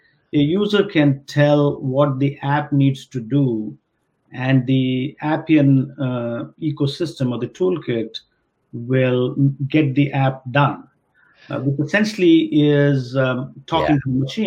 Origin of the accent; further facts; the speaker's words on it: India; I grew up in India